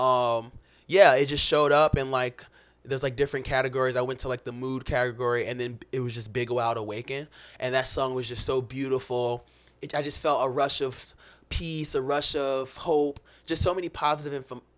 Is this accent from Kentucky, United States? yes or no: no; Florida, United States; also born or lived in Chicago; I am actually a Florida man. I was born in Florida.